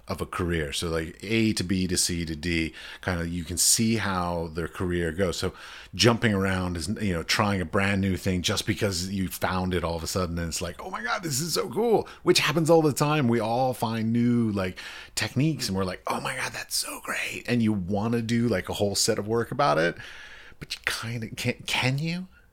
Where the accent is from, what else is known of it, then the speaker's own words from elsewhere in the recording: United States; I'm American